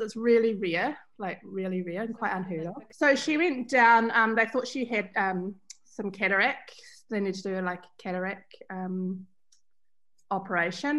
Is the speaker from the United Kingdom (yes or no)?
no; Bendigo Station, Central Otago, New Zealand; I grew up on Bendigo Station, which is a sheep station in central Otago.